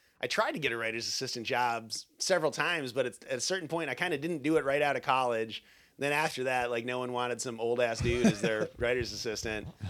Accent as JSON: {"language": "English", "region": "Minnesota", "country": "United States", "said": "we're from Minnesota."}